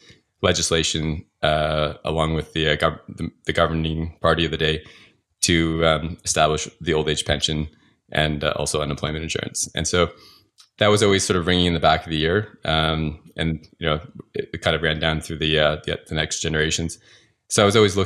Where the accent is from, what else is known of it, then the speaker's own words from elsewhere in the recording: Calgary, Alberta, Canada; moved away; I went back to Calgary. I tried to find a job. I'm from Calgary originally